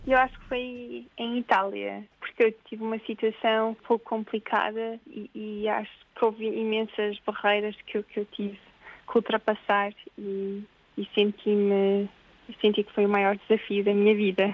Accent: Portugal; moved away; quando nós somos portugueses

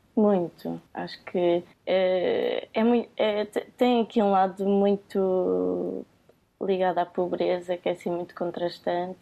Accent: Cascais, Lisbon, Portugal; eu venho do Conselho de Cascais e pronto, esta relação que eu tenho com o mar sempre foi muito próxima

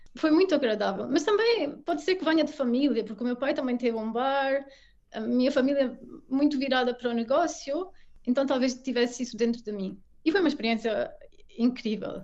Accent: Portugal; moved away as an adult; also born or lived in England / Belgium / Brazil / Mexico; now in Munich, Germany; crescendo em Portugal

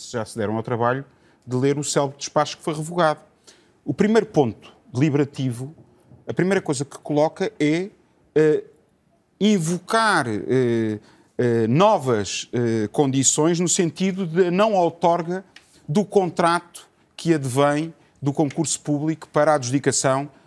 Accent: Portugal; Eu vivo em Portugal, eu sou português.

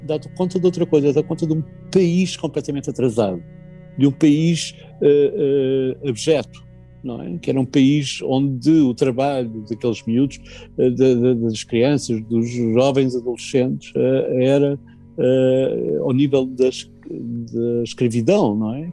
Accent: Portugal; como português

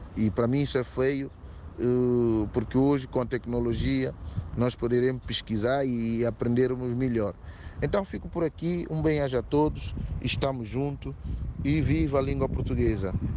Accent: São Tomé & Príncipe; percebo bem as nossas, as nossas línguas todas de Santo Tomé

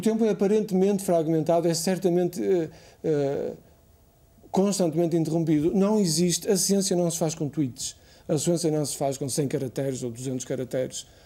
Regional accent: Póvoa de Varzim, Norte, Portugal; moved away as an adult; also born or lived in Lisbon; eu nasci em, na Pova, a Ergivai, na Pova de Varzim, e estudei eh, na primária em Argivai, na escola, na, no liceu, na escola secundária eh, essa de Queiroz

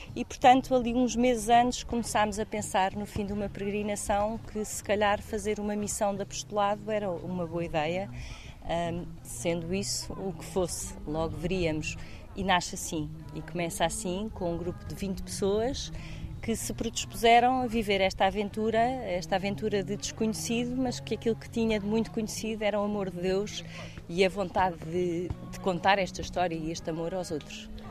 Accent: Portugal; naquilo que é o nosso ADN como portugueses

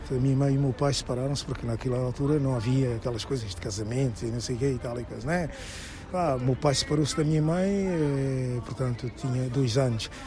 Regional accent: Trafaria, Lisbon, Portugal; also born or lived in São Tomé and Príncipe / Alfama, Lisbon; Nasci em São Tomé e Príncipe, vim para Portugal com dois anos, fui viver para Alfama, para a Rua dos Remédios, estive um ano em Alfama e depois fomos viver para a Margem Sul.

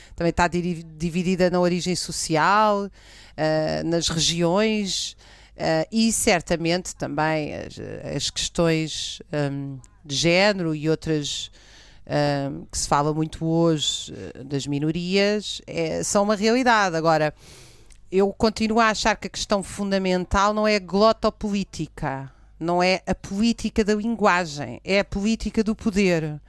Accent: Cascais, Lisbon, Portugal; eu nasci em Cascais

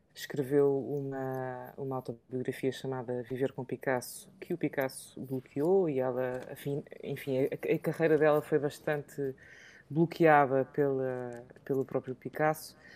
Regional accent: England, United Kingdom; moved away; falo português fluentemente, mas sou mais inglesa do que portuguesa. E então, porque eu cresci em Inglaterra

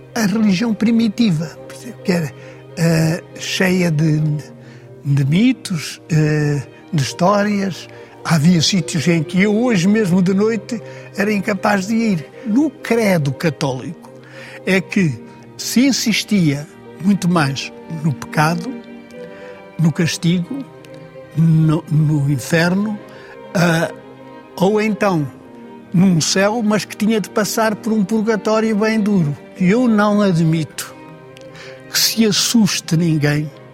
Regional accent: Portugal; Eu tinha na minha aldeia um homem

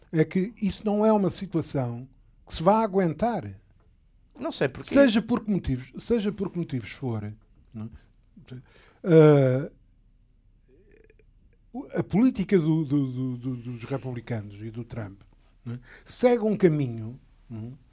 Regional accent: Portugal; eu como sou português

